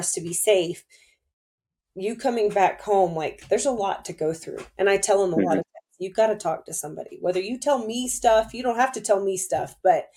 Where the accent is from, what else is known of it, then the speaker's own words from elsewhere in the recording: near Fort Benning, Georgia, United States; I grew up close to Fort Benning in Georgia